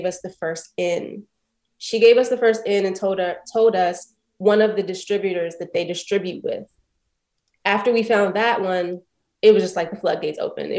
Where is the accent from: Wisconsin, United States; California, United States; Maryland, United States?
Maryland, United States; Prince George's County; moved away; also born or lived in Brooklyn; I grew up in Prince George's County, Maryland